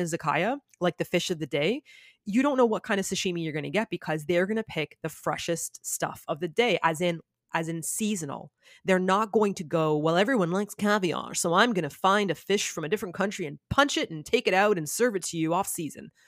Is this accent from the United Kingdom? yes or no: no; Toronto, Ontario, Canada; moved away as an adult; also born or lived in South Korea; now in Japan; I'm from Canada.